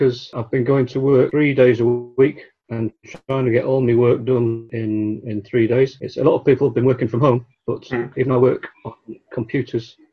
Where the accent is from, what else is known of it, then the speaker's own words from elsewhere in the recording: Blackburn, North West England, United Kingdom; moved away as an adult; also born or lived in Liverpool; I grew up in Blackburn in Lancashire.